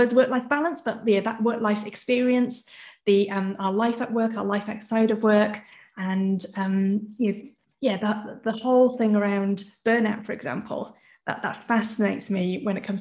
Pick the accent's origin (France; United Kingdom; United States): United Kingdom; I'm British born. Both my parents are Hong Kong Chinese.